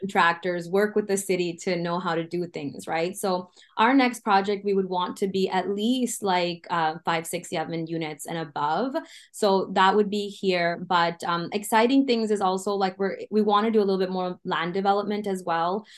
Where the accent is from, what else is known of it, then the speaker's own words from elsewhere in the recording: Canada; also born or lived in United States; as a Canadian